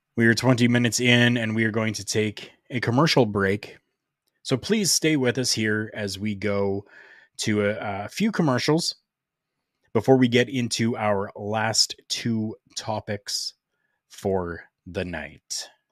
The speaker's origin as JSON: {"language": "English", "country": "Canada", "tie": "born or raised there", "said": "here in my hometown"}